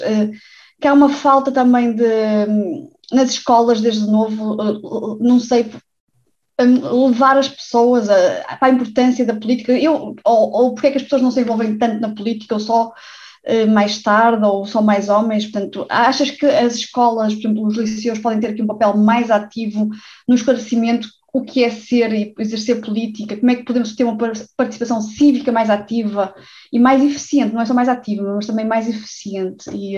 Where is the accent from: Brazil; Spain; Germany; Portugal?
Portugal; eu cresci em Portugal